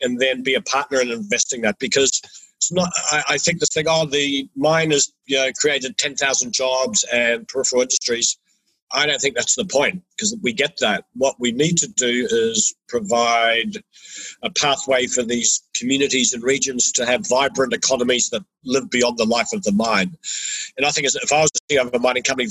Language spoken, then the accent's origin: English; New Zealand; moved away; I'm originally from New Zealand, and we New Zealanders